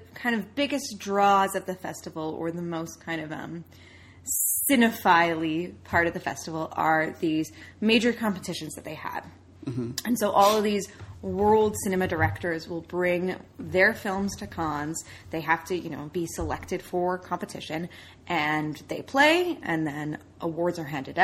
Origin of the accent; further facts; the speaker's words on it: Canada; Canada is a pretty multicultural country, and we are Canadian